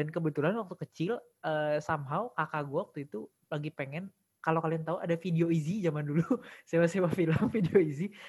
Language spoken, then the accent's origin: Indonesian; East Java, Indonesia; born there; Jadi gue kan sebenarnya lahir di Jawa Timur.